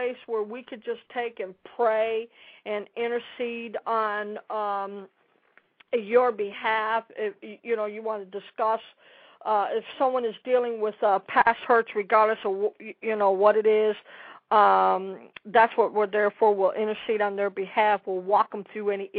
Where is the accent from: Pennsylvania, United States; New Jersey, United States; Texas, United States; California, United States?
Texas, United States; Dallas; I'm from Dallas